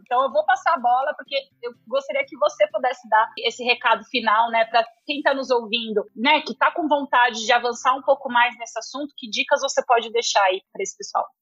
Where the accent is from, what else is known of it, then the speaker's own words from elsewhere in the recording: São Paulo, Brazil; Eu sou de família italiana, sou lá da Moca, meu. Aqui em São Paulo.